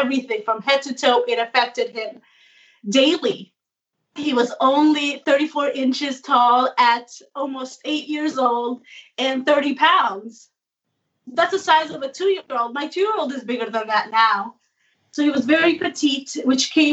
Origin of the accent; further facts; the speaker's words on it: New Jersey, United States; I'm from New Jersey.